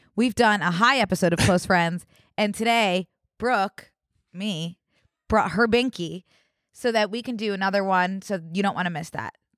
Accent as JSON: {"language": "English", "town": "Philadelphia", "region": "Pennsylvania", "country": "United States", "said": "I am from Philadelphia"}